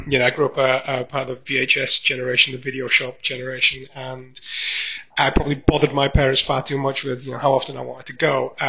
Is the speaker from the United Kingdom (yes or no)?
yes; Barnsley, Yorkshire and the Humber, United Kingdom; Now, I grew up in Barnsley, in South Yorkshire.